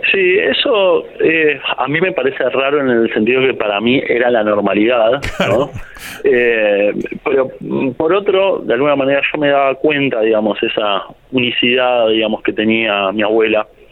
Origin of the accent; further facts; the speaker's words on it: La Plata, Buenos Aires Province, Argentina; yo soy un autor de La Plata